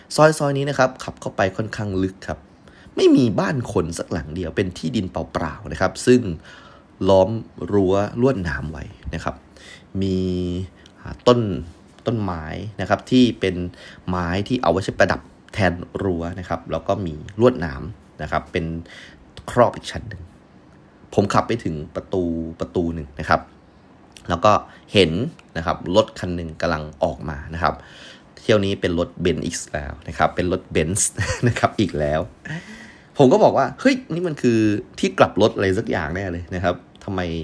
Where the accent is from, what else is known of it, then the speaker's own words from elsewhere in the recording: Yala, Thailand; moved away; also born or lived in Hat Yai; ผมเป็นคนยะลาครับมาเรียนที่นี่เฉยๆ